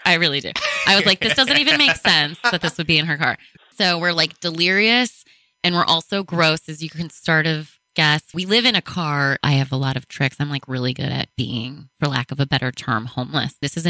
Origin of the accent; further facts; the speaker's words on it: Buffalo, New York, United States; I'm from Buffalo.